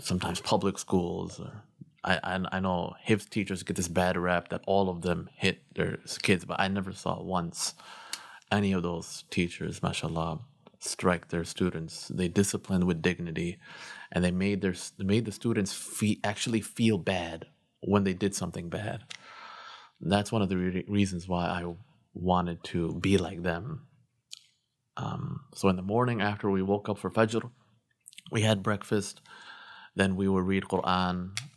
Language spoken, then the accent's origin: English; Glendale Heights, Illinois, United States; also born or lived in North Aurora, Illinois; I was born in Glendale Heights, better known as Ghetto Heights